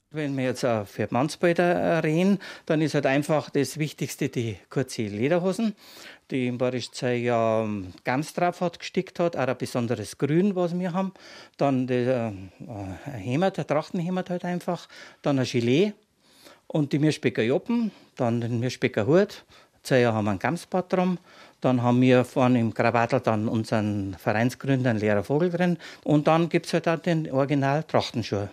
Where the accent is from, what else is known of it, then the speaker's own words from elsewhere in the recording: Bayrischzell, Bavaria, Germany; ein gebürtiger Bayerisch Zeller